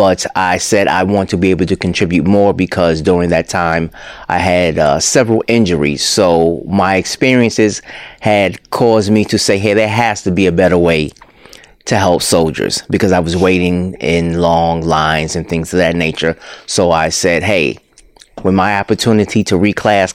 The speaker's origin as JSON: {"language": "English", "town": "New York City", "region": "New York", "country": "United States", "moved": "yes", "said": "I'm originally from New York City."}